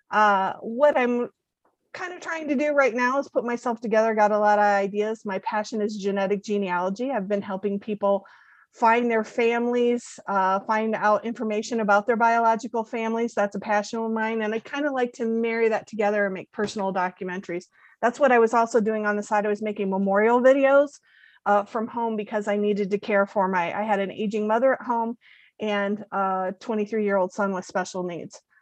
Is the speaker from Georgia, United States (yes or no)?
no; near South Bend, Indiana, United States; moved away; also born or lived in Daytona Beach, Florida; I live uh, very near South Bend, Indiana. Uh, I was born here, but I lived in Daytona Beach for a long time.